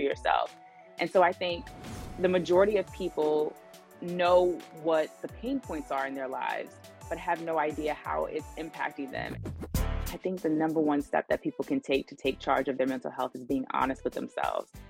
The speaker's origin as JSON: {"language": "English", "town": "New York City", "region": "New York", "country": "United States", "said": "I'm from Brooklyn, New York"}